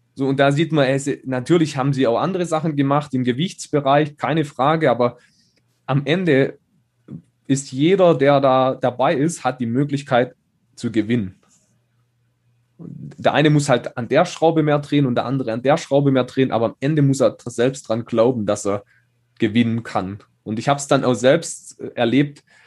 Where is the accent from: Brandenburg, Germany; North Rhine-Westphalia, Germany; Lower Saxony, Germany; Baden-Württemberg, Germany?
Baden-Württemberg, Germany; Schonach; in Schonach, da wo ich herkomme, kleines, kleiner Ort mit 4000 Einwohnern.